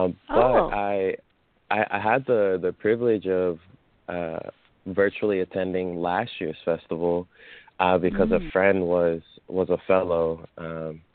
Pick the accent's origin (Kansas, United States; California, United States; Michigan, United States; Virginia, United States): California, United States; Oakland; I'm from East Oakland, or deep East Oakland, to be exact